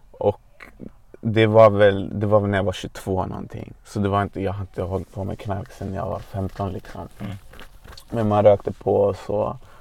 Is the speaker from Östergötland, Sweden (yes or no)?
no; Botkyrka, Stockholm County, Sweden; Jag är född och uppvuxen i Hallunda i norra Botkyrka.